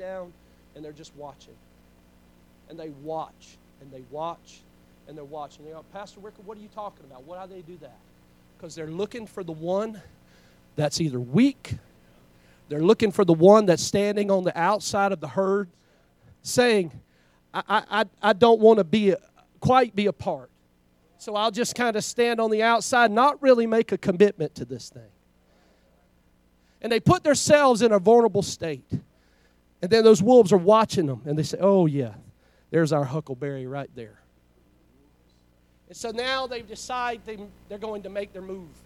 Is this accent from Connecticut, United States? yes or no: no; Florida, United States; now in Alaska, United States; we're not from Florida anymore, right? That's the reason why I sound like